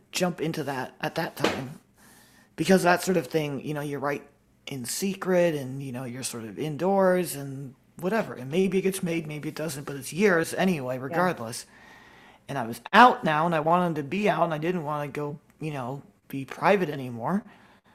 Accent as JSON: {"language": "English", "region": "Washington", "country": "United States", "tie": "born or raised there", "said": "I was born in Washington, liberal state"}